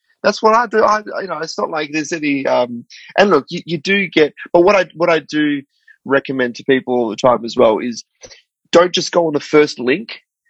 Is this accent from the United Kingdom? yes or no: no; Australia; So as Australian people living in Australia, it's sort of this great opportunity to acknowledge country and go, actually, well, what does this mean to me?